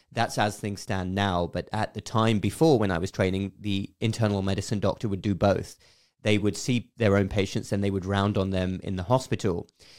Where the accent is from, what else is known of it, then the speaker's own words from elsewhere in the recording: South East England, United Kingdom; moved away as an adult; now in United States; And I grew up in England, southeast of England.